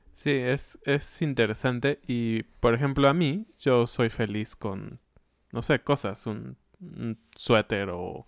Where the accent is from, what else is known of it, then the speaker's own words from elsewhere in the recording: Mexico; como buenos mexicanos